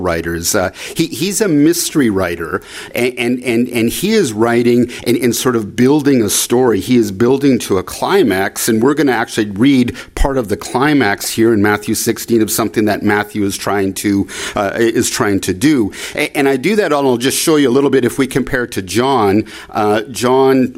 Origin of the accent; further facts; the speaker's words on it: Canada; I'm from Canada